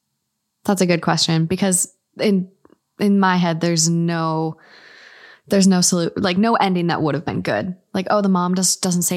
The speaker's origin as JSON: {"language": "English", "region": "Minnesota", "country": "United States", "said": "I'm from Minnesota."}